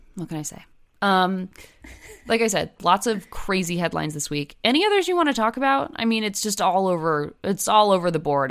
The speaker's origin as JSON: {"language": "English", "region": "New Jersey", "country": "United States", "tie": "born or raised there", "said": "Growing up in New Jersey"}